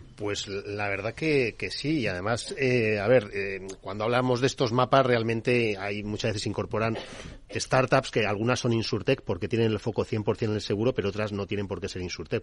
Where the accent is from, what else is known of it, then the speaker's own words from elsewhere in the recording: Bilbao, Basque Country, Spain; somos de Bilbao también, parte del equipo organizador